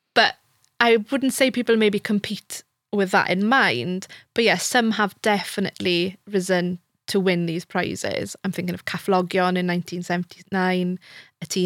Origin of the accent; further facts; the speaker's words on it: Wales, United Kingdom; first language Welsh; English is a second language; As a native Welsh speaker